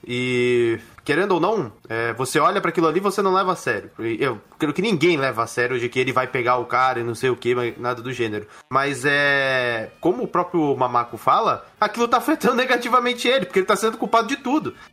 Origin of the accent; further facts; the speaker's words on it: Brazil; Eu, como brasileiro